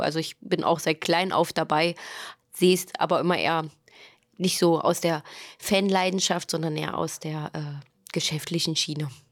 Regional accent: East Germany, Germany; wir sind in der DDR sozusagen groß geworden

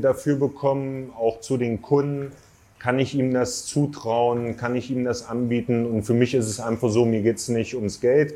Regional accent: Thuringia, Germany; now in Wolfsburg, Germany; wohne seit circa acht Jahren in Wolfsburg, bin 37 Jahre alt, geboren in Thüringen 1984

